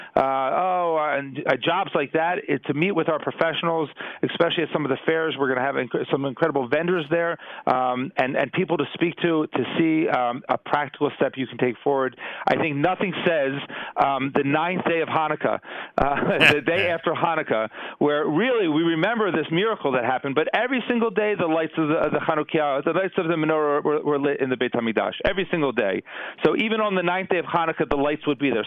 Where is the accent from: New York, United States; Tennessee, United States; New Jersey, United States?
New Jersey, United States; moved away as an adult; now in Jerusalem, Israel; I grew up in I grew up in New Jersey